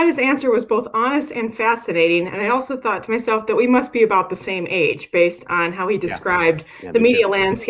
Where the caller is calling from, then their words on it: Murfreesboro, Tennessee, United States; Well, I'm calling in from Murfreesboro, Tennessee